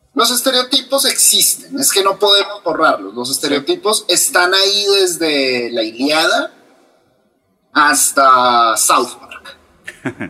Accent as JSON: {"language": "Spanish", "country": "Colombia", "said": "tengo 34 años, colombiano, soy literato de la Universidad Javeriana"}